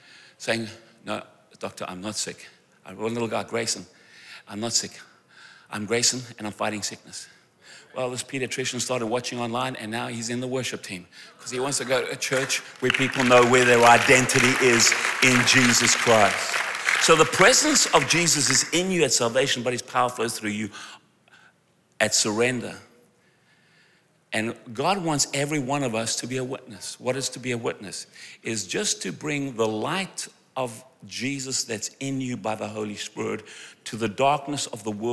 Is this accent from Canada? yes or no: no; South Africa; I'm from South Africa